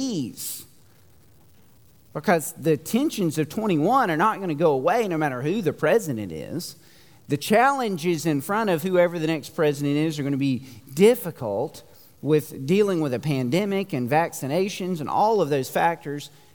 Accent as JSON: {"language": "English", "country": "United States", "said": "American Christians living in the 21st century"}